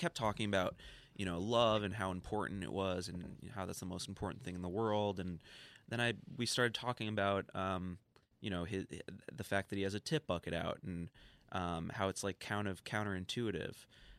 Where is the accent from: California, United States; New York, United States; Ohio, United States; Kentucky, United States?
New York, United States; New York City; I'm not from Brooklyn. I'm from Union Square.